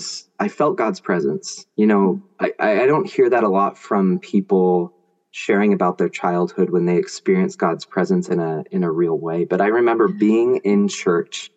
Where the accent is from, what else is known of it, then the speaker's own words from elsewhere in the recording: Grants Pass, Oregon, United States; also born or lived in San Francisco Bay Area, California; I moved when I was 1.5 from Bay Area to Grants Pass, Oregon. So my parish down there was St. Anne's